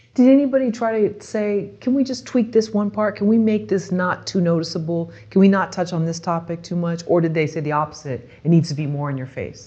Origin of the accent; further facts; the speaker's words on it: Bay Area, California, United States; growing up in the Bay Area